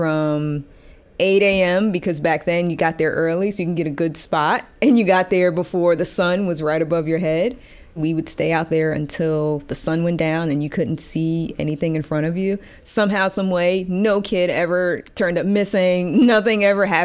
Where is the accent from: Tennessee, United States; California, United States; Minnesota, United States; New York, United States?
New York, United States; New York City; I grew up in Gravesend Housing Projects